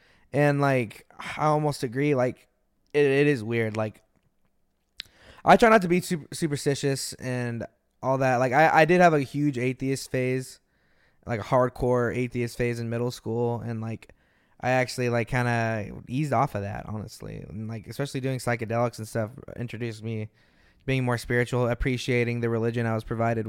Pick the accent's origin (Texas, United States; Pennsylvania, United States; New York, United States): Texas, United States; Austin; I was born in Austin. I was born just the city over. Yeah, I grew up in Austin.